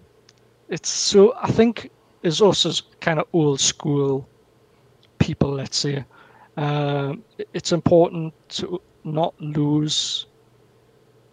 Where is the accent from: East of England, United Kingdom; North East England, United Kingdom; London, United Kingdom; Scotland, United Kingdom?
North East England, United Kingdom; the Northeast; my hometown where I am in the Northeast. We've got so much heritage here